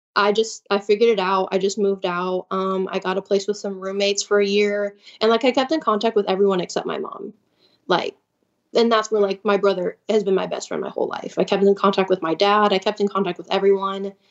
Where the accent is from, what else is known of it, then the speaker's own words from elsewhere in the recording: Chicago, Illinois, United States; also born or lived in Nacogdoches, Texas; I'm from Chicago, and, like, I'm from, like, a bigger city